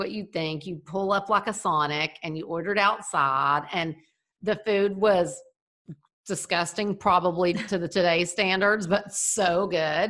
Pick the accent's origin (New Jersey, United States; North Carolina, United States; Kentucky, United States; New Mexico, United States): Kentucky, United States; Ashland; moved away; I grew up in a little teeny town called Ashland, Kentucky